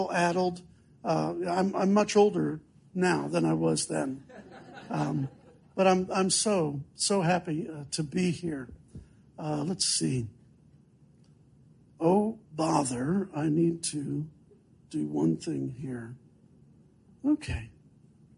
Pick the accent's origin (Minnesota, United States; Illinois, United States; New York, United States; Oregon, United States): Illinois, United States; Chicago; also born or lived in Southeast United States; now in Southeast, United States; I'm from Chicago originally